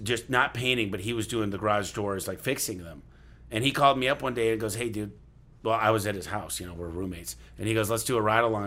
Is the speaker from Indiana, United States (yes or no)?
no; Michigan, United States; I grew up in Michigan, shoveling snow. That's what we do in the Midwest